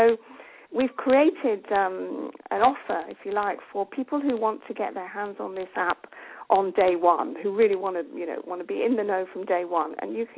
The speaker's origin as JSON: {"language": "English", "region": "England", "country": "United Kingdom", "also_born_or_lived": "Champagne, France", "moved": "yes", "lives_now": "France", "said": "we are English for a start and we speak fluent French."}